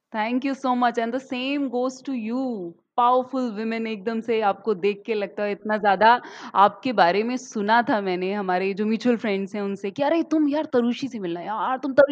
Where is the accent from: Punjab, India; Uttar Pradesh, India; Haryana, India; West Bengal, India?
Uttar Pradesh, India; Chandpur; मैं उत्तर प्रदेश से हूँ और चाँदपुर डिस्ट्रिक्ट बिजनौर जो काफ़ी पिछड़ा हुआ इलाका हुआ करता था उस वक़्त का।